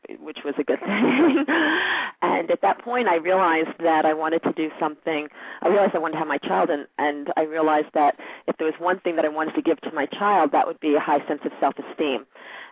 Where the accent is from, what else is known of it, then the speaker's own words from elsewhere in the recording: New York City, New York, United States; also born or lived in Merrick, Long Island, New York; I lived in Queens until I was 15